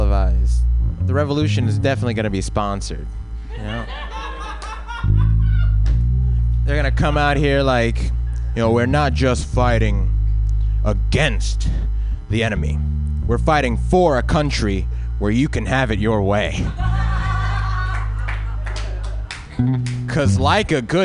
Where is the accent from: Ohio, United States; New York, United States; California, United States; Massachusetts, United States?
California, United States; Compton; I'm from Compton, California